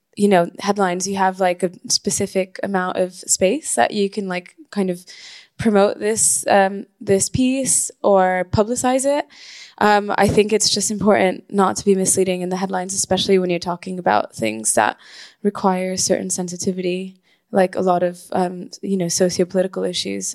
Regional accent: Caracas, Capital District, Venezuela; moved away as an adult; now in United Kingdom; I was born and raised in Venezuela, which is where I'm from. I moved to the UK when I was 18 to study

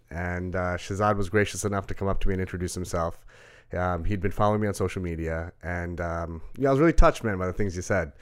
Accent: Rockville Centre, New York, United States; also born or lived in Brooklyn; We moved to Rockwell Center.

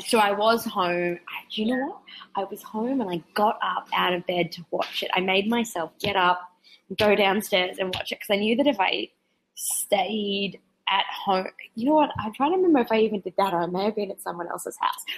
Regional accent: 800 km north of Brisbane, Queensland, Australia; moved away; when they ask me where I'm from in Australia. I'm like, get to Brisbane and then go north eight hundred kilometers

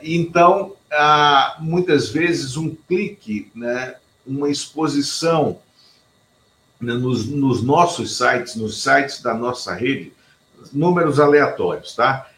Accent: Pernambuco, Brazil; que nasce em Pernambuco, como eu

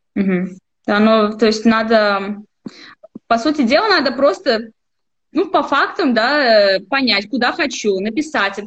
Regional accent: Almetyevsk, Tatarstan, Russia; moved away; я сама из Альметьевска. Это такой, э, городок в Республике Татарстан

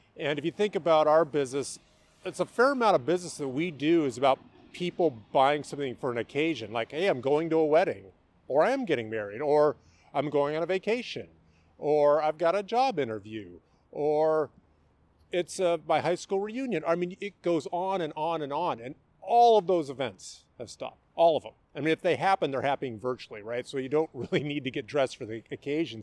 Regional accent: Mercer Island, Washington, United States; I grew up here in the Seattle area. I uh, grew up on Mercer Island

